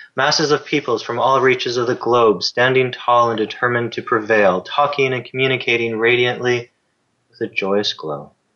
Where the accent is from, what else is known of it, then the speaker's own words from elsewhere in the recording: Canada; as a Canadian